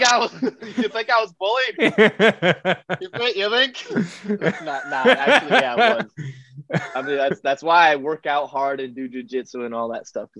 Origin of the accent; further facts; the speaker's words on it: Taiwan; first language Chinese; English is a second language; also born or lived in Virginia, United States; my first language was Chinese. I grew up speaking Chinese first.